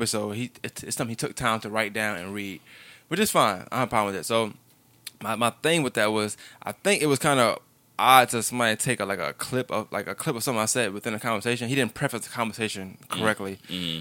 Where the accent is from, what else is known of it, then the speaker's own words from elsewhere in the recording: New York City, New York, United States; moved away; I grew up in Brooklyn, New York. I never had a white person in my class until I came down here.